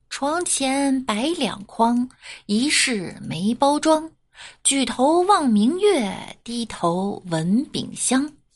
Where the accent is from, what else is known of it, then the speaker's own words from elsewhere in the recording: northern China, China; moved away; 我作为北方人